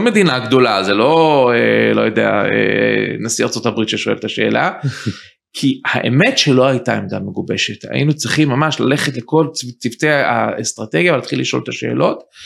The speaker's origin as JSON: {"language": "Hebrew", "country": "United States", "tie": "born or raised there", "also_born_or_lived": "Israel / New York", "moved": "as an adult", "lives_now": "Ramat HaSharon, Israel", "said": "גדלתי בארצות הברית, אני למדתי משפטים וחזרתי ארצה ממש באמצע שנות ה-20"}